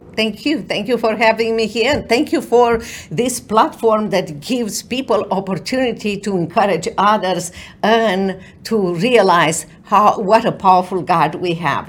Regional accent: Romania; moved away as an adult; now in United States; for so many years I watched you from overseas, from in Romania

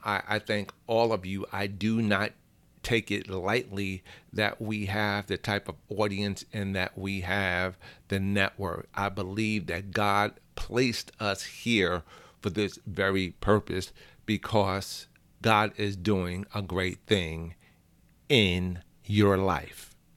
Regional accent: New York City, New York, United States; I'm from the Bronx

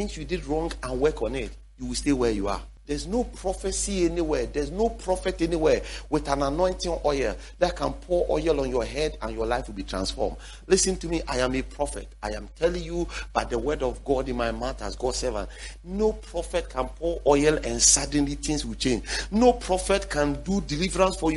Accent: Ghana; also born or lived in Dansoman / West Legon / Tema; I grew up in Zongo area

